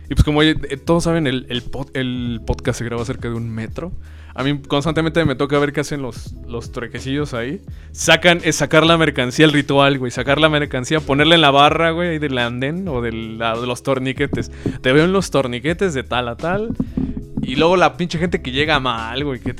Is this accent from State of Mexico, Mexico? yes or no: yes; Nicolás Romero, State of Mexico, Mexico; Yo soy de Nicolás Romero. Pues valió verga, güey.